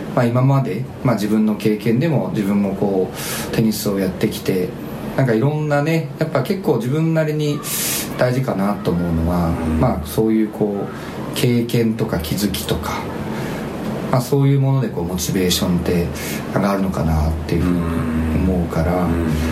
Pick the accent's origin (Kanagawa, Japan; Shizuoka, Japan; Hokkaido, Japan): Shizuoka, Japan; moved away; 地元が静岡だったから